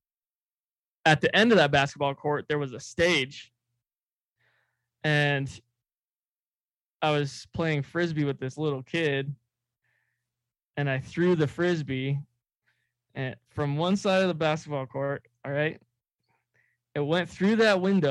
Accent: California, United States; moved away; we came back from California from visiting my family, because that's where I'm from originally

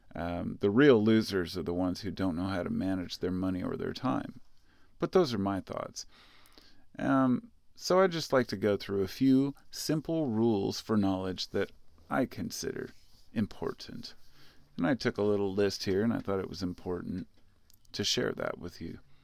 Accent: United States; as an American

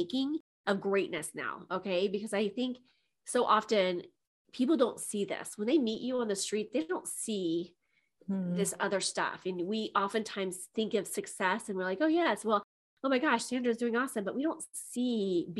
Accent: Midwest, United States; I'm from the Midwest

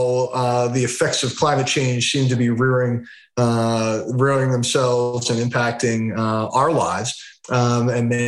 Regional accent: Philadelphia, Pennsylvania, United States; the Wharton School in Philadelphia, my hometown

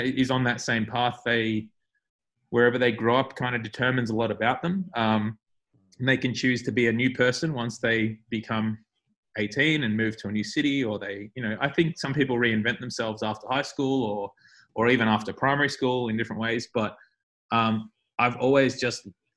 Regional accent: Melbourne, Victoria, Australia; my friends who I grew up with in West Meadows were like especially special, because I feel like we shared that, you know, we were from that suburb.

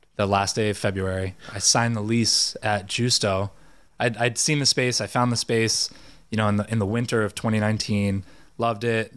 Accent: Rhode Island, United States; moved away as an adult; also born or lived in Brooklyn, New York; now in Paris, France; I'm from Rhode Island, but yes, I just moved from Brooklyn

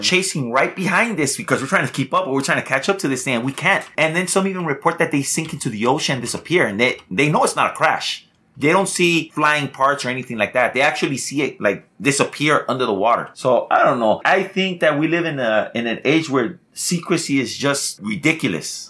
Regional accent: United States; proud to say we're, we're an American

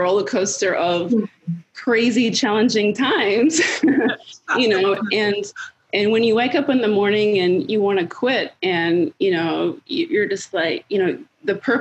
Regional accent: Blenheim, Marlborough, New Zealand; also born or lived in Los Angeles; I grew up in Blenheim. The region is Marlborough, which is our largest grape growing region in New Zealand.

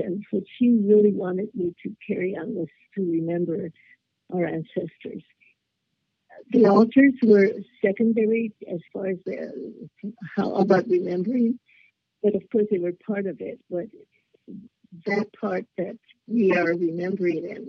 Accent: Los Angeles, California, United States; in my own neighborhood, of East LA. City Terrace is part of East

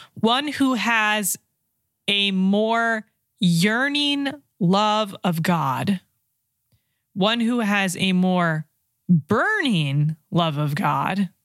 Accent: California, United States; I am from California

